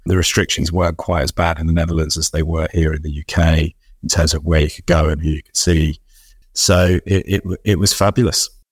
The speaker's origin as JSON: {"language": "English", "region": "London", "country": "United Kingdom", "tie": "born or raised there", "said": "ten years old growing up in North West London"}